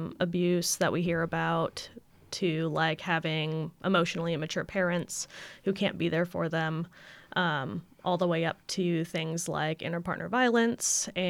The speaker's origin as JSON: {"language": "English", "region": "Idaho", "country": "United States", "said": "And I'm originally from Idaho in the U.S., the potato state."}